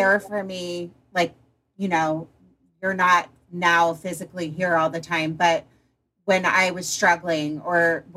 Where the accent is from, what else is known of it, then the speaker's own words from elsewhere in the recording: Potomac, Maryland, United States; moved away; I grew up in Potomac, Maryland, in a country club kid going to boarding school